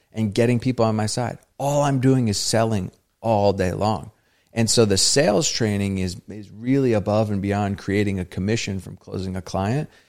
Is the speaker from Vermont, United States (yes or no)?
yes; Vermont, United States; I grew up in Vermont, a very, you know, predominantly white, non-diverse area